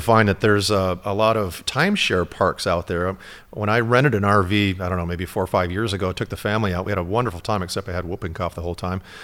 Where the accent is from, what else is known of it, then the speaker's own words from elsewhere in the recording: Michigan, United States; also born or lived in Elkhart, Indiana; I'm from Michigan